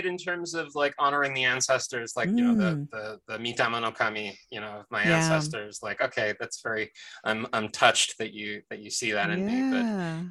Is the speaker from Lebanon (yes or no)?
yes; Lebanon; also born or lived in United States; I myself am Armenian. I am American-born, but I was raised in Lebanon, and I come from a very, very, very long line of Armenian Protestant clergy.